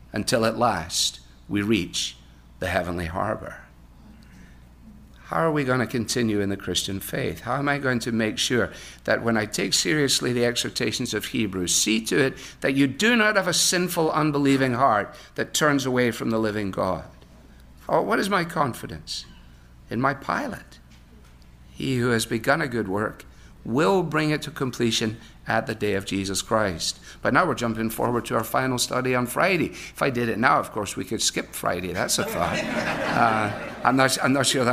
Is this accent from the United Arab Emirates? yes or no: no; Glasgow, Scotland, United Kingdom; moved away; Growing up in Scotland on the River Clyde in Glasgow